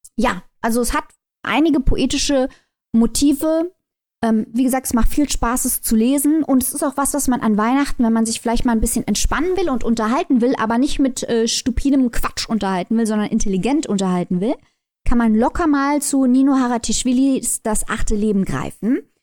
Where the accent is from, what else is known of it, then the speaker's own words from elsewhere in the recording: Germany; als Deutsche